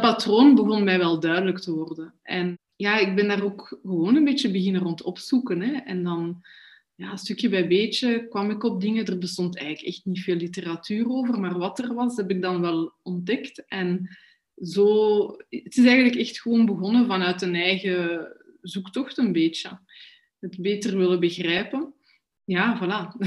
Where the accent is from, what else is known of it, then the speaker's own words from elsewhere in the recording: Brussels, Brussels-Capital Region, Belgium; ik kom ook echt van Brussel